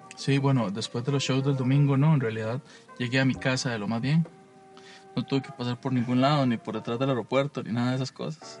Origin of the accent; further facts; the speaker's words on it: Alajuela, Costa Rica; yo soy de la Juela